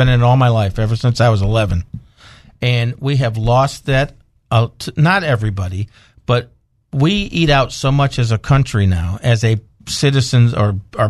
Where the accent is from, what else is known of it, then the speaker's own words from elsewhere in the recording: Northeast, United States; Listen, I grew up in the Northeast as a kid.